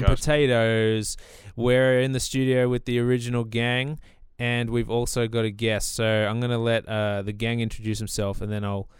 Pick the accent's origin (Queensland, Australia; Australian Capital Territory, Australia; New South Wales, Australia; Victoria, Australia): Australian Capital Territory, Australia; Canberra; Oh, I'm a Chisholm man.